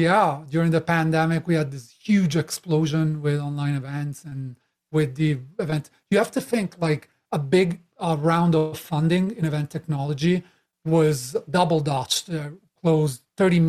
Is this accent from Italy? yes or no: yes; Italy; moved away; I'm Italian originally, as you can tell by my crazy accent. I've been traveling for a while, living in multiple countries